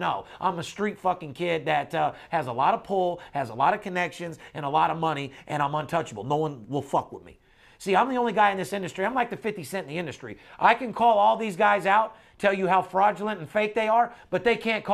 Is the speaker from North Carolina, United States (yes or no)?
no; Las Vegas, Nevada, United States; my hometown, UNLV.